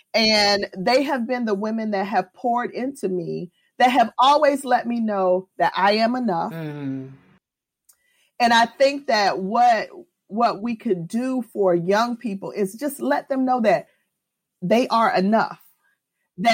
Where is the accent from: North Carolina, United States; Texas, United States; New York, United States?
New York, United States; born there; I was born in New York, and my mom moved to Florida.